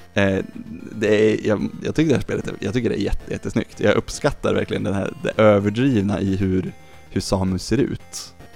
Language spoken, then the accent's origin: Swedish; Lindesberg, Örebro County, Sweden; jag är från Lindesberg